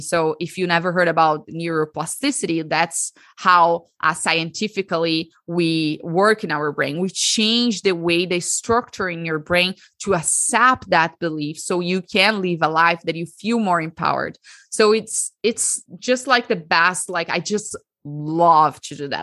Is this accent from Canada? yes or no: no; Brazil; So, I'm Brazilian. I l, was born and raised in Brazil, and I lived my whole life in Brazil.